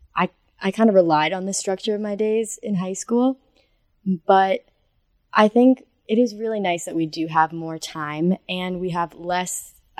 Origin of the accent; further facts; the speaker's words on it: Connecticut, United States; moved away as an adult; I'm from Connecticut, so I'm very far away